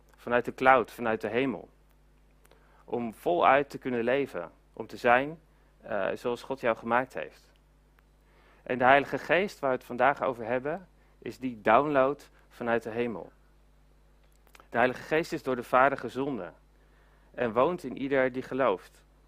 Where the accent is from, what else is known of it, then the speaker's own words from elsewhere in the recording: Netherlands; we zijn als, eh, als Nederlanders